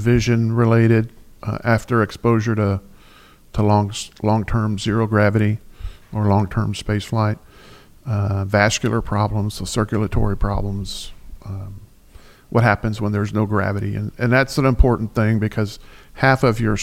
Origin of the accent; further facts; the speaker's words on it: Floresville, Texas, United States; also born or lived in Houston, Texas; I'm from South Texas